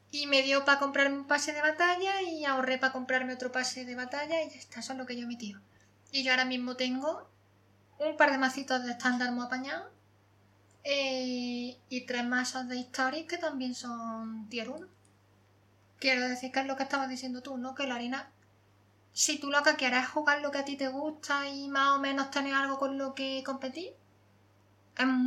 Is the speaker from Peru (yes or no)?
no; Córdoba, Andalusia, Spain; soy cordobesa